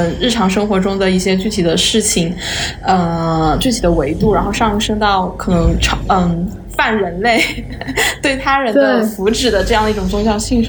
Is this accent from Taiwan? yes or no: no; China; 尤其是我们就是东亚人，特别是中国这么一个从小生活在无宗教信仰的社会环境氛围下面里的人